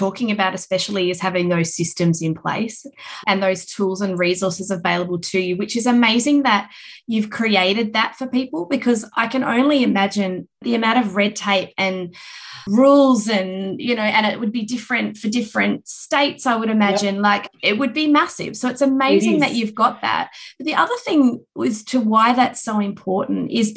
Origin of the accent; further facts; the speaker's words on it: Perth, Western Australia, Australia; moved away; I flew interstate to Perth, my hometown